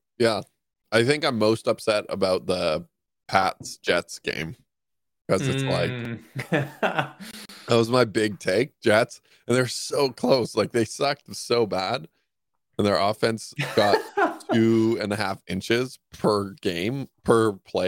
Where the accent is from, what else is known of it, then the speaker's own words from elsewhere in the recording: Canada; we're Canadian